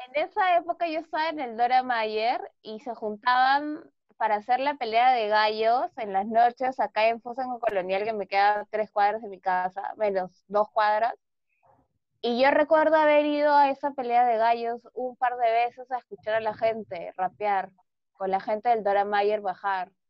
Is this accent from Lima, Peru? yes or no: no; Bellavista, Callao, Peru; 26 años, soy de Callao, Bellavista.